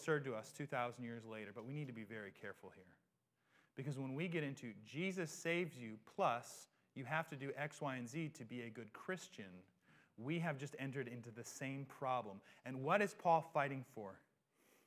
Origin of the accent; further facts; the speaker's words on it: United States; we have a sense of self-determination as Americans